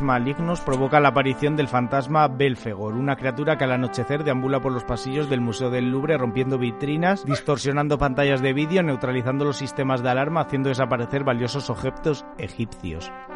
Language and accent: Spanish; Salamanca, Castile and León, Spain; now in Madrid, Spain; la ciudad donde se encuentra mi pueblo